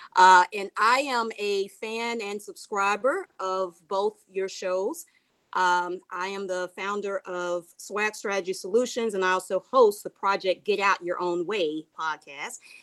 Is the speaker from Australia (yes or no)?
yes; Australia; I'm actually from Australia